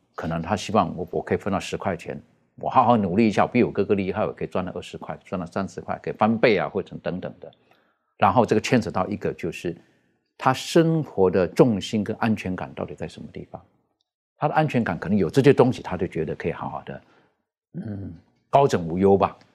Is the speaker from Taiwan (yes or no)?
no; China; 特别是我们中国人，我们说到的这个“百善孝为先”